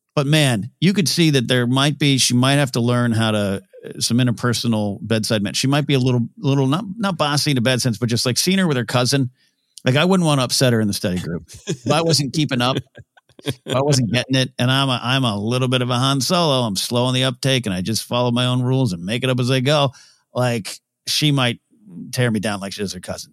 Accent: Nipomo, California, United States; Napomo Swap Meet, my hometown, big swap meet, still there

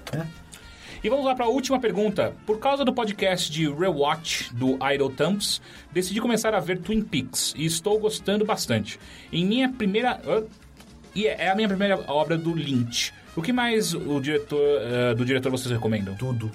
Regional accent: São Paulo, Brazil; Quando eu era moleque, eu cresci na Zona Norte

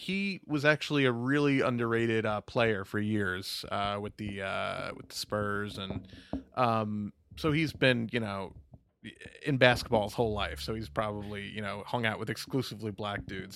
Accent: New York, United States; I'm from New York, we have, we all talk like fucking weirdos

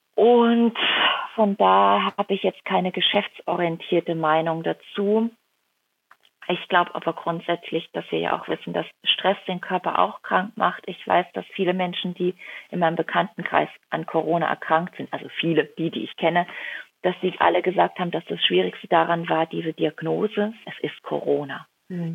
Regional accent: Rhineland-Palatinate, Germany; also born or lived in Kuhardt; now in Hamburg, Germany; in die Pfalz komme, in meine Heimat, in die Dörfer, wo meine Großeltern leben, wo meine Mama lebt

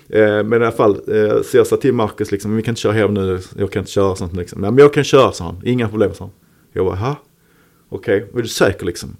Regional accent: Malmö, Skåne, Sweden; Holma som var lite mina neighborhoods, där jag är född och uppvuxen. Lindeborg ja. bodde jag när jag växte upp.

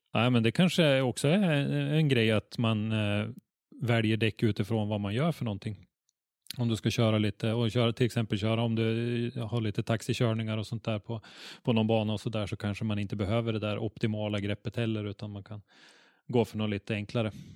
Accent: Norrland, Sweden; vi norrlänningar

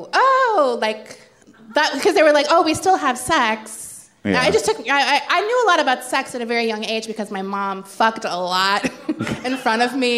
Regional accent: Jacksonville, Florida, United States; I was born in Jacksonville, Florida, which is

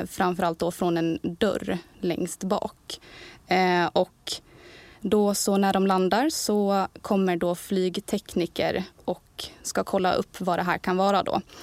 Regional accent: Borlänge, Dalarna County, Sweden; moved away as an adult; also born or lived in Kalmar; kommer ju från Borlänge

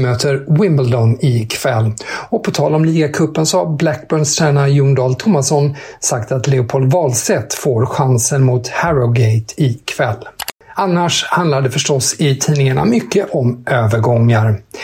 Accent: Sweden; som svensk

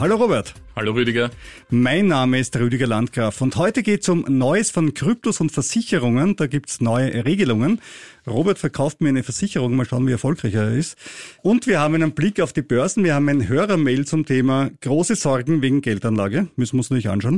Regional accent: Austria

